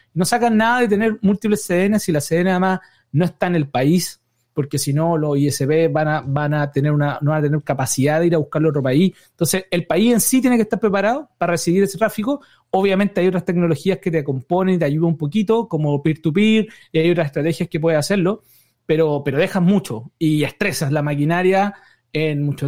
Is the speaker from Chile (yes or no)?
yes; Chile; now in United States; yo soy chileno